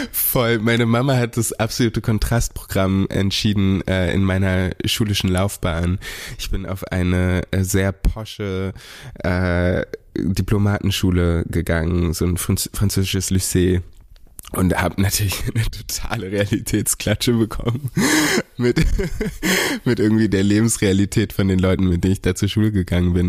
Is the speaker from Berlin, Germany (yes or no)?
yes; Berlin, Germany; dass ich hier aufgewachsen bin